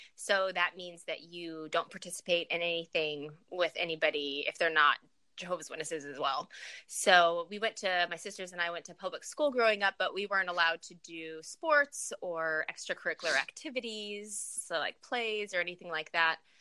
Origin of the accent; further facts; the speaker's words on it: Farmington, New Mexico, United States; moved away as an adult; also born or lived in Denver, Colorado / Dallas, Texas / Las Cruces, New Mexico; now in California, United States; I spent most of my childhood in New Mexico. So uh, junior high and high school was in Farmington, New Mexico